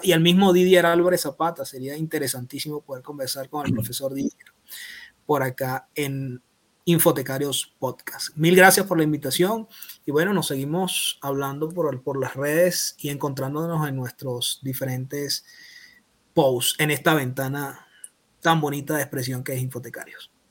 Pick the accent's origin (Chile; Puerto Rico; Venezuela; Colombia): Venezuela; Caracas, Capital District; moved away as an adult; now in Ecuador; soy caraqueño, caraquista, ciudadano, bibliotecólogo, locutor, padre, caminante, soñador